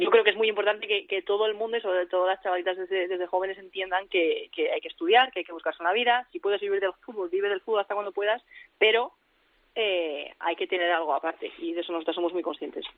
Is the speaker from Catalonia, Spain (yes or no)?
no; Seville, Andalusia, Spain; moved away as an adult; now in Amsterdam, Netherlands; soy de Sevilla y siempre he vivido en ciudades, la verdad, con bastante calor